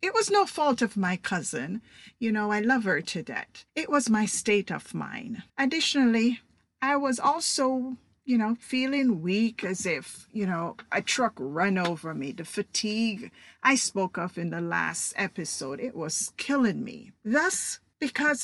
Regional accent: Jamaica; now in United States; I'm Jamaican

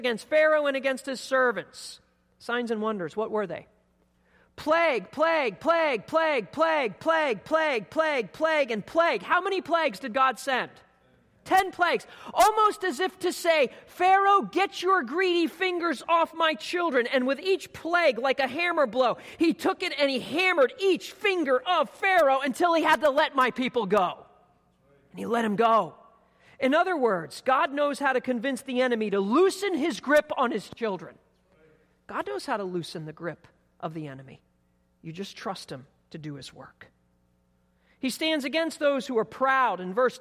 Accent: East Coast, United States; I grew up on the East Coast on the beach

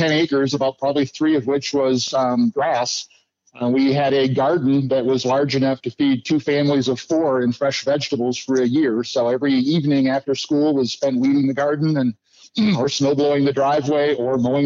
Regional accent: Rochester, Minnesota, United States; also born or lived in Byron, Minnesota; I was born outside of Rochester, Minnesota, back in 67

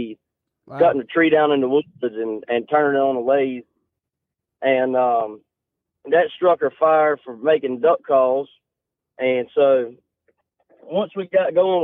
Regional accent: Eden, North Carolina, United States; Eden, North Carolina is where we're out

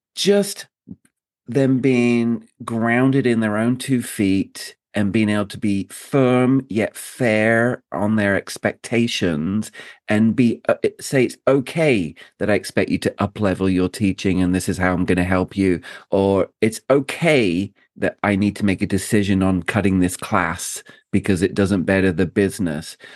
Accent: United Kingdom; I'm a Brit

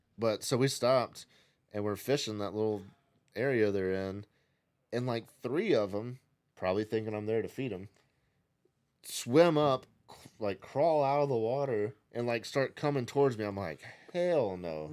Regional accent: Nashville, Tennessee, United States; moved away; growing up in Nashville

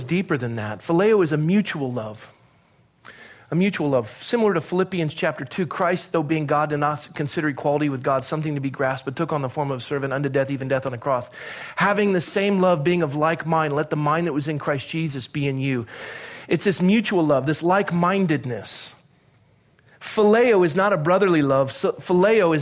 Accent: Southern California, United States; also born or lived in Coronado, California; I was a young kid growing up in California, in Southern California. My dad was a naval officer

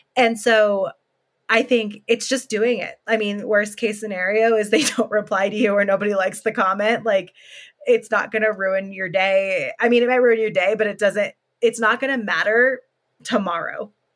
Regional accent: California, United States; moved away as an adult; now in Colorado, United States; I lived in California since I was born, and then I moved to Colorado two years ago

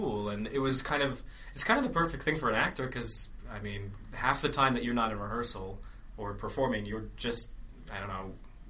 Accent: Minnesota, United States; moved away as an adult; I grew up in, Minnesota.

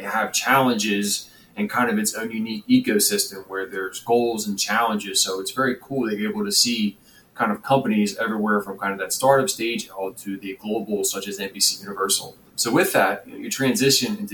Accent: Philadelphia, Pennsylvania, United States; we're both from Philly

